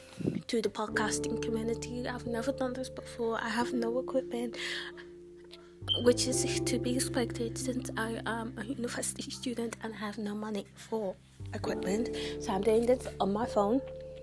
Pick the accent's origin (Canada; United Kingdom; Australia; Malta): United Kingdom; And as you can tell, I'm not American. I'm from the UK. I don't know if I have an accent, but if I do, do I have an accent?